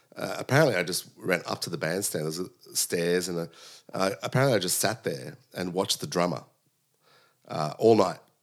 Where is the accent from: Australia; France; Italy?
Australia; Sydney, New South Wales; I was born in Sydney. My parents came from Sicily, uh, in the late sixties